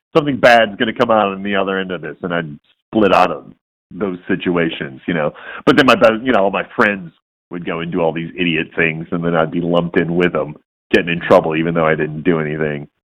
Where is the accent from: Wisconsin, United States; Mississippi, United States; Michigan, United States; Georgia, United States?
Michigan, United States; Warren; born and raised in Detroit. Yeah, I mean, the suburb Warren.